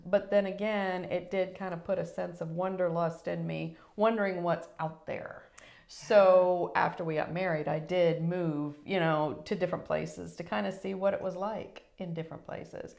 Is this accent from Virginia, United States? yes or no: yes; Newport News, Virginia, United States; moved away as an adult; I grew up in Newport News, Virginia.